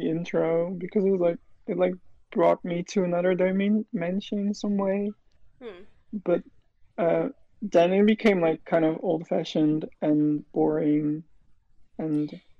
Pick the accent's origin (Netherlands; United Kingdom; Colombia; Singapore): Netherlands; I'm 20 years old, and I'm from the Netherlands.